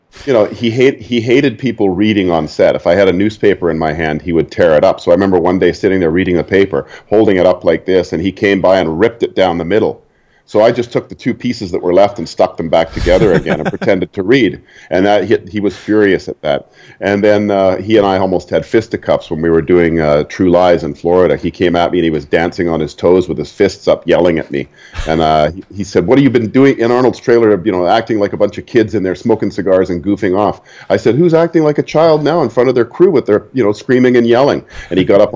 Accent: Vancouver, British Columbia, Canada; moved away; I'm Vancouver

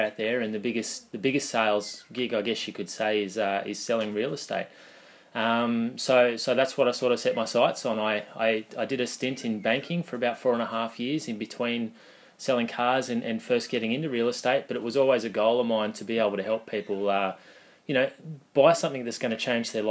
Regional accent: Goulburn, New South Wales, Australia; I'm local through and through. I was born and bred in Goulburn.

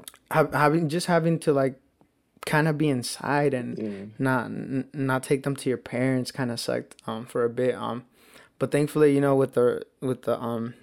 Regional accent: Woodburn, Oregon, United States; growing up in Woodburn

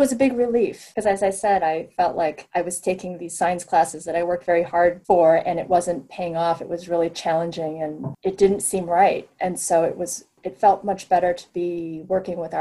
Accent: Midwest, United States; moved away; I grew up in the Midwest in a large town that, you know, didn't have an art museum

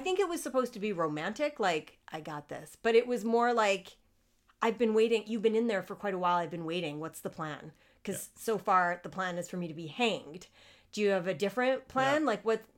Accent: Canada; as a Canadian

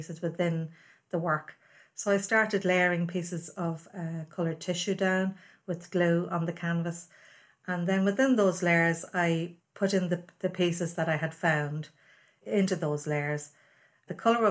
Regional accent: Navan, Leinster, Ireland; I grew up in Navan, one of 12 children.

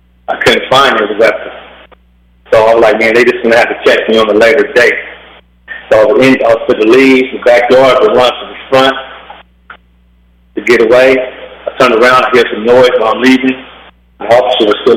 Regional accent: Bakersfield, California, United States; I'm from Bakersfield, California, born and raised

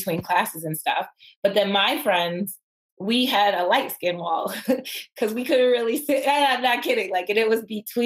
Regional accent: Buffalo, New York, United States; I grew up in Buffalo

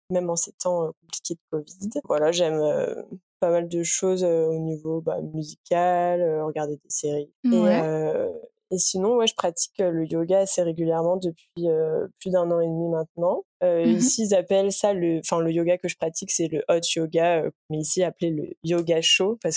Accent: near Paris, Île-de-France, France; moved away as an adult; now in Montreal, Canada; comme tu l'as dit, j'ai 25 ans, euh, je viens d'Île-de-France à la base, à côté

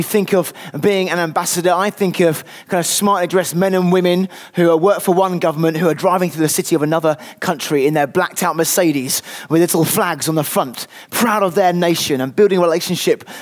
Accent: United Kingdom; I'm British through and through

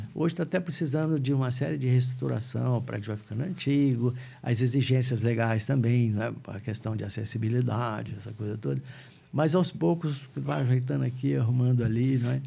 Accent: Barretos, São Paulo, Brazil; moved away as an adult; nascido em Barretos, né? Vivi em Barretos até mais ou menos 20 anos de idade, por aí.

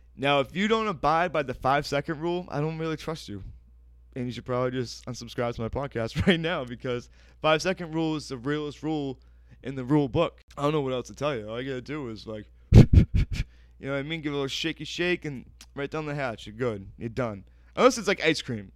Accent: Weymouth, Massachusetts, United States; also born or lived in Boston, Massachusetts; I'm from Weymouth, Massachusetts, by way of Boston, Massachusetts

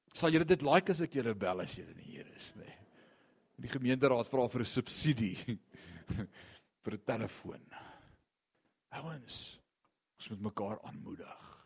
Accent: Gauteng, South Africa; ek kom van Gauteng af

